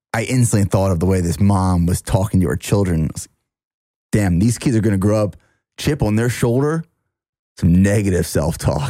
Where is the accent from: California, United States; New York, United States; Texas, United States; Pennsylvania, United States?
Pennsylvania, United States; near Harrisburg; moved away; downtown Harrisburg, which is about 25 minutes from my hometown